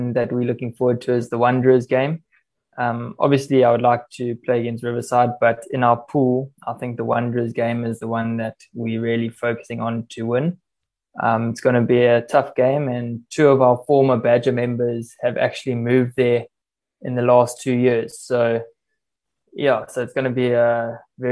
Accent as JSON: {"language": "English", "town": "Durban", "region": "KwaZulu-Natal", "country": "South Africa", "tie": "born or raised there", "moved": "yes", "said": "going back home to Durban, my hometown"}